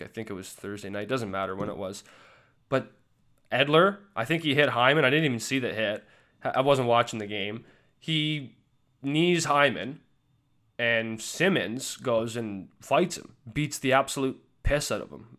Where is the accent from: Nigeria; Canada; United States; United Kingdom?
Canada; Alberta; I'm from Alberta